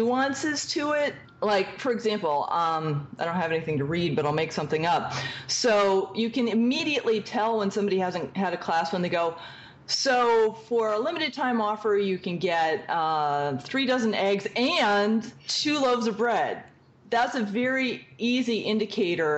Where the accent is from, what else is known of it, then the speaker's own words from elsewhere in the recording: Connecticut, United States; I grew up in Connecticut